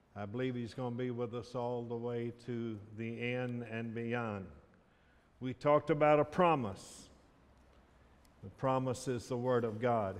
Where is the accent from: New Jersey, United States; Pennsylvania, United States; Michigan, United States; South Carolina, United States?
South Carolina, United States; I grew up in South Carolina